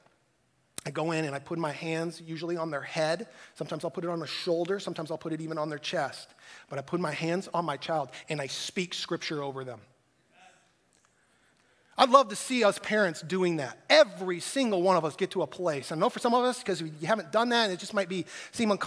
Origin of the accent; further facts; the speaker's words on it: United States; as American Christians